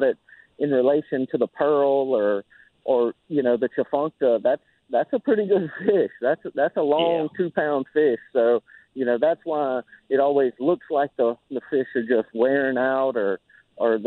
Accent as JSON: {"language": "English", "area": "just north of New Orleans", "region": "Louisiana", "country": "United States", "said": "just north of New Orleans"}